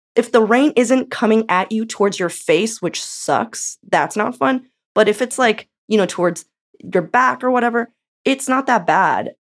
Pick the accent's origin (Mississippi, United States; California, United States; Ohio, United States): California, United States; now in Portland, United States; I'm from California